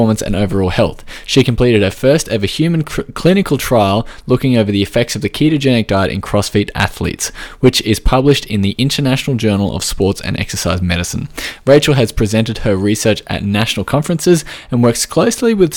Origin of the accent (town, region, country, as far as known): Australia